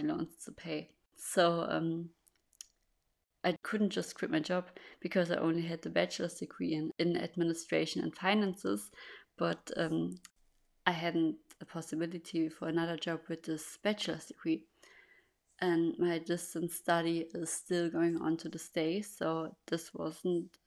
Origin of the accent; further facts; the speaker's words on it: Germany; English is a second language; I'm born and raised in Germany, and that's also where I live.